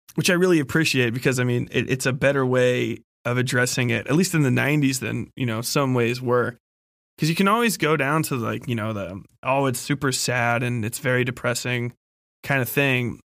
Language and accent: English; Midwest, United States; I'm from the fucking Midwest